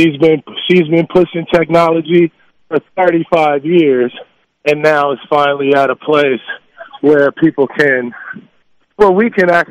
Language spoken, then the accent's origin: English; Los Angeles, California, United States; born or raised there